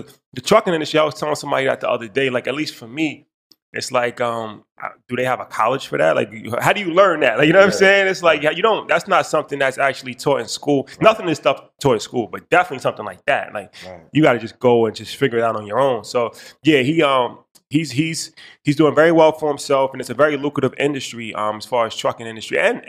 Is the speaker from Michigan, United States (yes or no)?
no; New York, United States; we come from New York